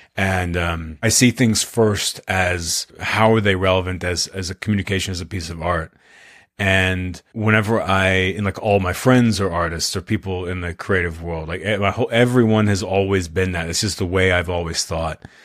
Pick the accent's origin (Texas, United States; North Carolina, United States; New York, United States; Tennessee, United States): Texas, United States; Austin; I'm from Austin, Texas, I still live here